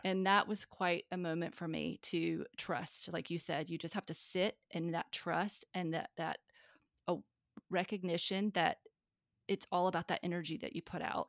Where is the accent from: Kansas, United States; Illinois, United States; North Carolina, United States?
North Carolina, United States; from the South, I'm from North Carolina